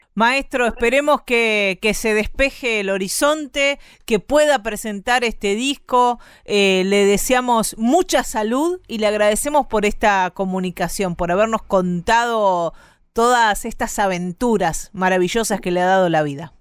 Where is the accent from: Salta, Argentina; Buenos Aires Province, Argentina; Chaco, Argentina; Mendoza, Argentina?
Buenos Aires Province, Argentina; Bahía Blanca; somos casi coterráneos, porque yo soy de Bahía Blanca